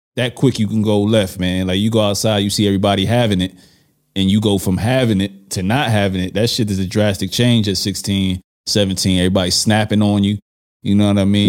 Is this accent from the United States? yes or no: yes; New York City, New York, United States; moved away; I'm from Brooklyn